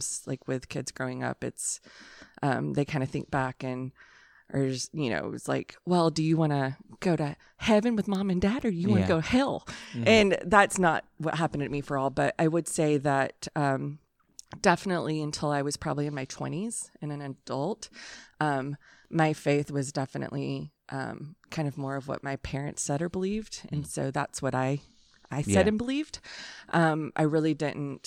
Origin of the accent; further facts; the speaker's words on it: Hull, Texas, United States; I am from the smallest town on earth called Hull, Texas.